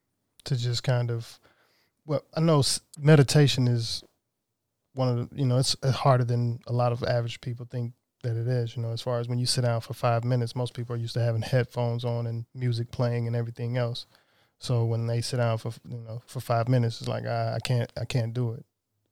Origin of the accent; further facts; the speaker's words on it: the South, United States; Prayer, growing up in the South, of course, raised Christian.